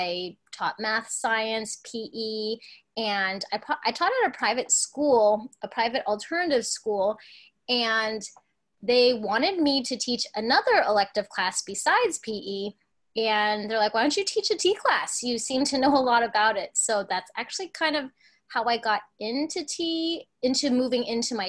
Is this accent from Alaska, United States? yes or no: yes; Alaska, United States; also born or lived in Hong Kong; being born in Hong Kong, but growing up in Alaska